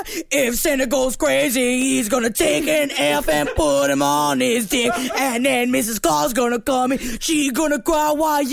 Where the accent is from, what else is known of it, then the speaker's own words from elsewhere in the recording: United Kingdom; I don't know why we eat fish on Christmas. Maybe it's because we are British.